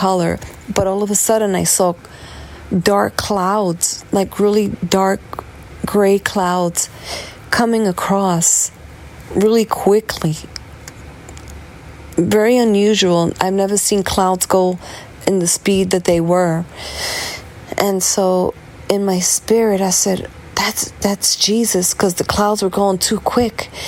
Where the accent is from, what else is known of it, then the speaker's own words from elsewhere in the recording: New York City, New York, United States; I'm from New York City